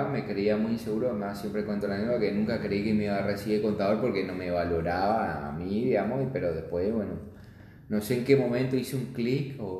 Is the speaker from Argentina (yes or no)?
yes; Colonia Alicia, Misiones, Argentina; also born or lived in Oberá; No, eh, en Colonia Alicia, porque mis hijos eran docentes y vivían allá, en la colonia, en la frontera.